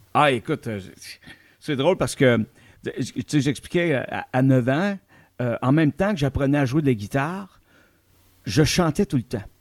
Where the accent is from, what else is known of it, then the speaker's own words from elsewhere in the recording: Outaouais, Quebec, Canada; chez nous en Outaouais